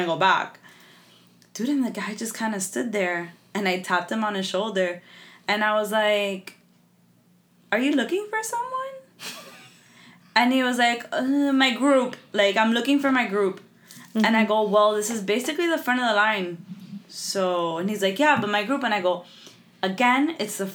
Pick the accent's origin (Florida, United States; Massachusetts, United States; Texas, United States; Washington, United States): Florida, United States; Miami; we're from Miami.